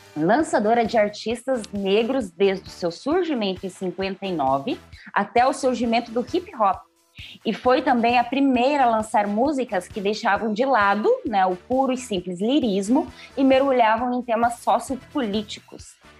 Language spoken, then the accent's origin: Portuguese; Brazil; now in São Paulo, Brazil; minha terra natal